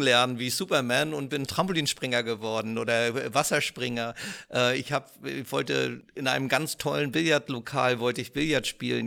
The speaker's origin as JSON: {"language": "German", "region": "Northern Germany", "country": "Germany", "said": "als Norddeutscher"}